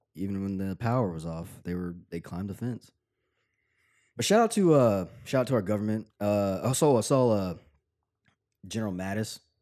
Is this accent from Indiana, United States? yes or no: no; Tennessee, United States; I'm from Tennessee